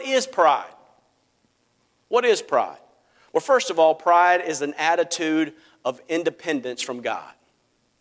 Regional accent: United States; I live in the United States of America and that I can say that I'm an American

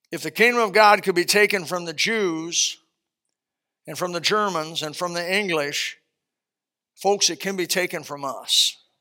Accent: Elkhart, Indiana, United States; My hometown, Elkhart, Indiana

